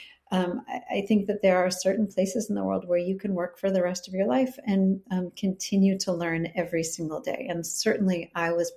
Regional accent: Chicago, Illinois, United States; also born or lived in California; now in Willamette Valley, Oregon, United States; I'm originally from Chicago

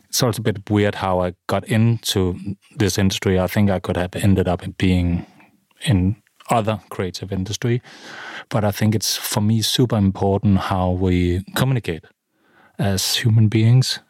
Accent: middle of Jutland, Central Denmark Region, Denmark; also born or lived in London; now in Copenhagen, Denmark; I'm from the middle of Jutland in a small town

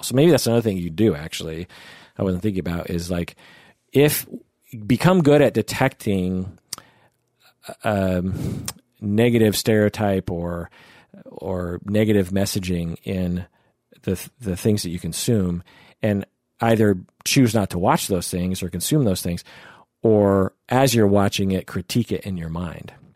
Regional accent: outside Seattle, Washington, United States; I grew up twenty-five minutes out of Seattle

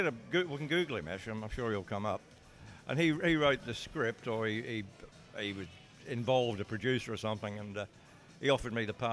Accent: New South Wales, Australia; I'm in South Wales, and that's pretty ironic, because back home I come from New South Wales

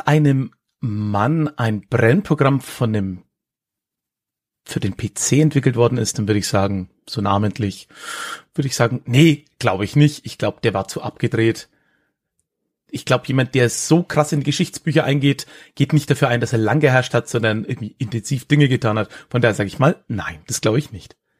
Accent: Höchstadt an der Aisch, Bavaria, Germany; also born or lived in Erlangen; die äh, Region Höchstadt, in der ich, ja, wie es der Kollege am Anfang gesagt hat, groß geworden bin

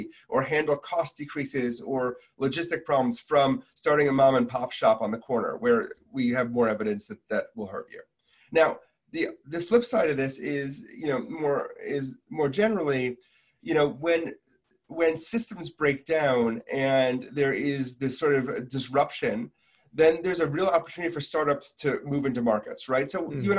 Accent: Milwaukee, Wisconsin, United States; I grew up in Milwaukee, Wisconsin

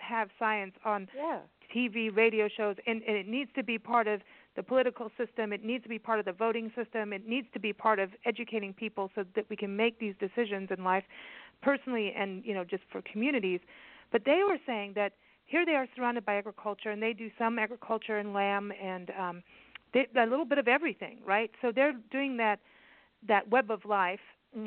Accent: Kenya; when I was a kid, I, you know, and growing up in Kenya

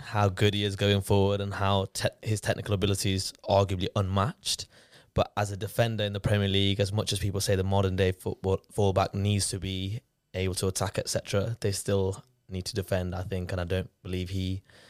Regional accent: Leicester, East Midlands, United Kingdom; I'm 27. I'm a Man United fan, and I'm from Leicester.

